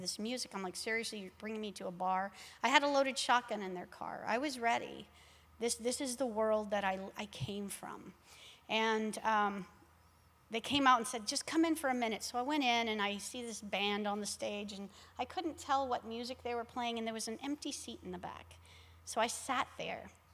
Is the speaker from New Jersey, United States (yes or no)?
no; Laredo, Texas, United States; I grew up in Laredo, Texas